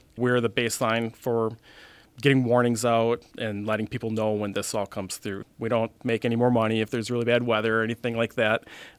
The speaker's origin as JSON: {"language": "English", "town": "Fond du Lac", "region": "Wisconsin", "country": "United States", "tie": "born or raised there", "said": "I was in high school when the Oakfield tornado happened, the last F5 tornado that happened in Wisconsin."}